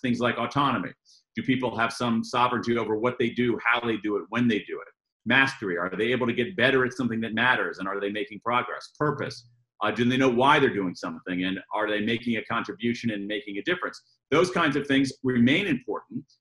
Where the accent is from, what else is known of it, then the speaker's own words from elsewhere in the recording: United States; accent: American; I'm an American, um, as, you, as you all can tell by my, my accent